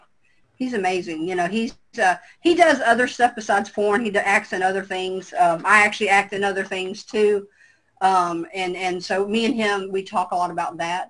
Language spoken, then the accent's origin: English; the South, United States; I'm from the South